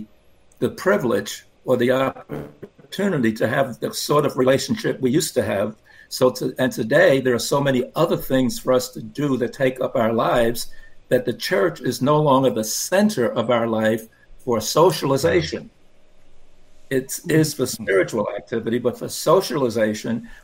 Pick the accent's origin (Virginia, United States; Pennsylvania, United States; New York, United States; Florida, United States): New York, United States; New York City; I grew up in Brooklyn, New York